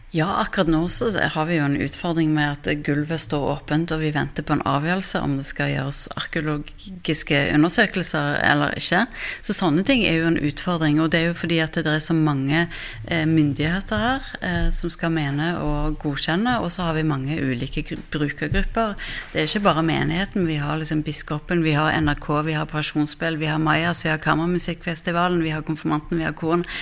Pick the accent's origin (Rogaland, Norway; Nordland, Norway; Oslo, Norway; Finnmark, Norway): Rogaland, Norway; Stavanger; selv er jeg fra Stavanger, så jeg har jo vokst opp med Domkirken